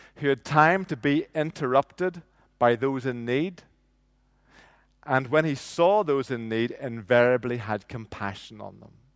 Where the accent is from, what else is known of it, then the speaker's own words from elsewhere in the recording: Northern Ireland, United Kingdom; I grew up in nineteen seventies and nineteen eighties in, in Northern Ireland